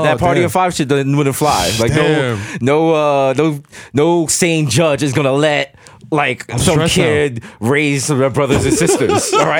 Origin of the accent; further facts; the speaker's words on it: Jamaica; I feel like every party, I'm Jamaican, so every party could possibly be a white-only party.